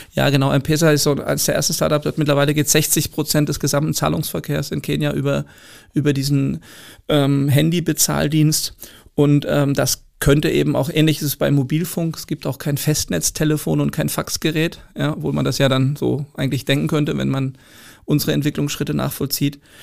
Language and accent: German; Germany; als Deutscher